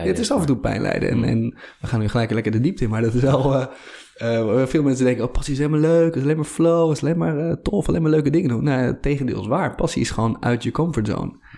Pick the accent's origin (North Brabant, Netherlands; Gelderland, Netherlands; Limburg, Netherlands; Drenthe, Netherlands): Drenthe, Netherlands; Hoogeveen; also born or lived in Hoek van Holland; Ja, ik ben ooit geboren in, uh, in Schaafzanden, ergens in, ergens in de Hoek van Holland. Op mijn tiende verhuisde naar Hogeveen in Drenthe. Compleet andere